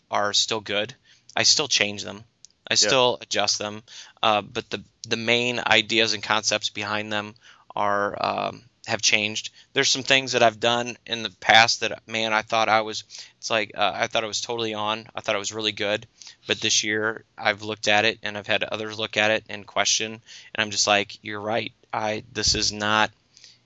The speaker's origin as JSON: {"language": "English", "country": "United States", "said": "I'm an American"}